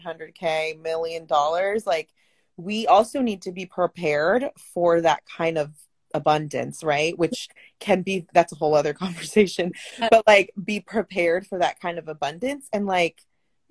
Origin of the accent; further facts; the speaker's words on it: San Francisco, California, United States; I'm actually from the Bay Area. I was born in San Francisco, but ooh, both my parents are Guatemalan.